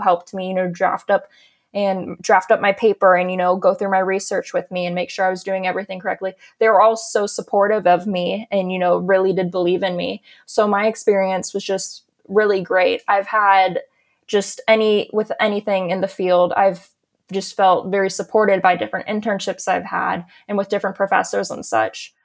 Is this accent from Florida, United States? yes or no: yes; Sarasota, Florida, United States; growing up in Florida